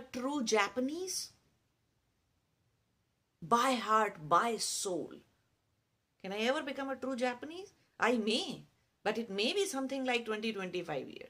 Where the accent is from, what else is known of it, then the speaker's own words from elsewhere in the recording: India; it's perfectly valid in our culture to teach kids how to fast since childhood.